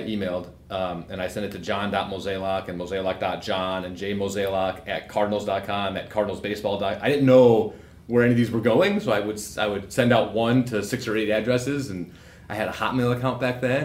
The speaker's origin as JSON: {"language": "English", "town": "Chicago", "region": "Illinois", "country": "United States", "tie": "born or raised there", "said": "I grew up in Chicago"}